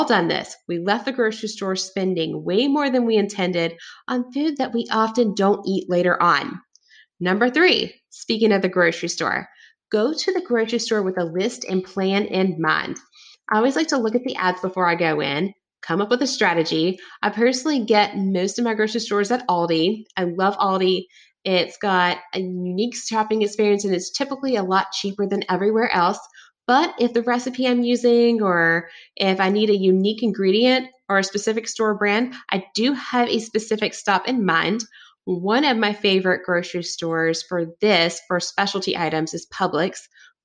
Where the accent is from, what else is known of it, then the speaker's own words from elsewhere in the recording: the South, United States; I was raised in the South